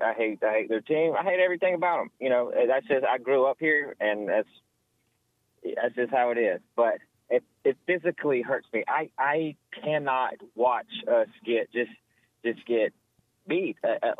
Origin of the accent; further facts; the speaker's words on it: Auburn, Alabama, United States; so I grew up in Auburn